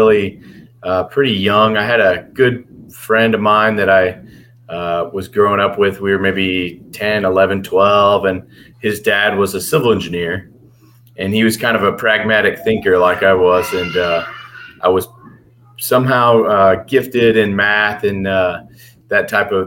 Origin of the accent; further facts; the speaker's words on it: Bayview, near Houston, Texas, United States; also born or lived in Galveston, Texas; originally I'm from a little town called Bayview, which is kind of near Lake City and Kema down in south of Houston, little suburbs outside of Houston